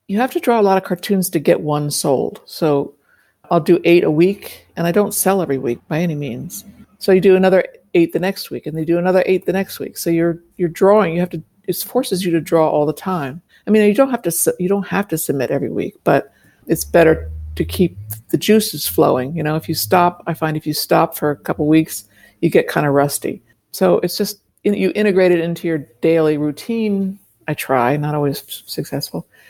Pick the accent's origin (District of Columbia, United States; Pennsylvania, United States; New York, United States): District of Columbia, United States; Washington; I grew up in Washington, D C